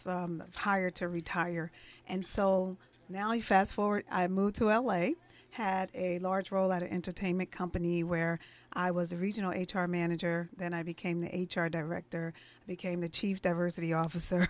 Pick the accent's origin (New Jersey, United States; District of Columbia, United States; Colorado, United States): New Jersey, United States; East Orange; I grew up in the inner cities of East Orange, New Jersey. I'm originally from New Jersey.